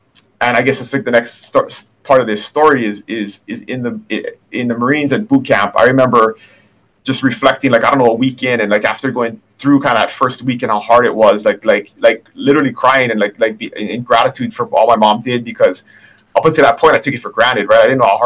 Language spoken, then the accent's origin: English; Kona, Hawaii, United States; I was born and raised here in Kona